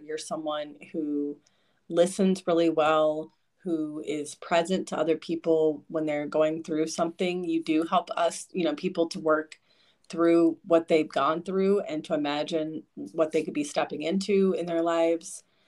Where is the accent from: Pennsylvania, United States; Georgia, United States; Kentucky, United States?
Kentucky, United States; also born or lived in Lexington, Kentucky; I grew up in Eastern Kentucky initially with dad and my mom, and then when they got divorced, moved to Central Kentucky in Lexington.